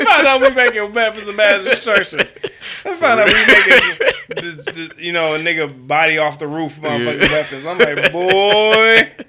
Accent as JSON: {"language": "English", "town": "Detroit", "region": "Michigan", "country": "United States", "said": "Sir, I'm from Detroit, sir."}